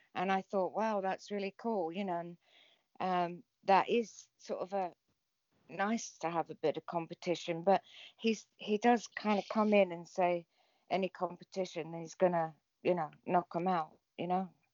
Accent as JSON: {"language": "English", "region": "England", "country": "United Kingdom", "said": "I'm English"}